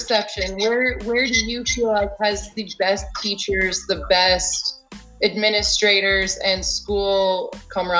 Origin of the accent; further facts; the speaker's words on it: California, United States; I'm from California